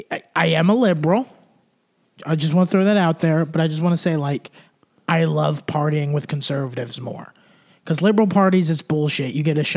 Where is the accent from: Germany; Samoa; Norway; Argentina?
Germany; My thing is like, I just like, because I grew up in Germany. Every summer I'd go visit my grandparents.